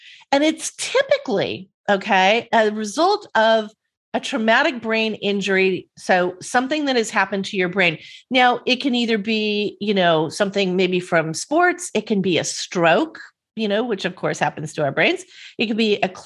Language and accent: English; Southern California, United States; I grew up in Southern California and this is Beach Boys culture out here